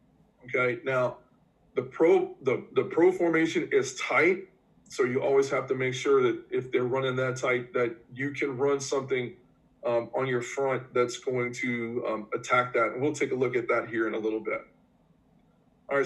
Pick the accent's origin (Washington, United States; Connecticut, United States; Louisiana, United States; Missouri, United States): Louisiana, United States; New Orleans; accent: New Orleans; So I'm from New Orleans, and it's kind of hard to tell because I'm kind of losing my New Orleans accent a little bit.